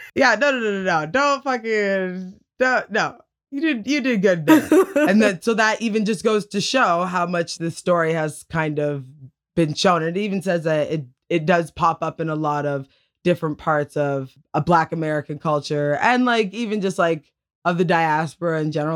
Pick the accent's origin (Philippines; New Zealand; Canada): Canada; Tillsonburg, Ontario; I'm from Tilsonburg, and there's, like, cows and other types of livestock.